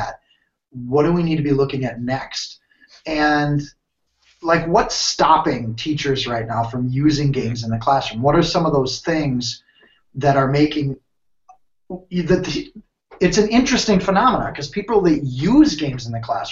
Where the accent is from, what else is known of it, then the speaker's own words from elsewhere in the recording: United States; moved away as an adult; also born or lived in Minnesota / Wisconsin; now in Ohio, United States; I'm from Minnesota, Wisconsin